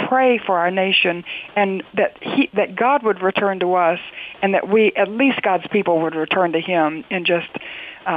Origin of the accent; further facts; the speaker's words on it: North Carolina, United States; I'm from North Carolina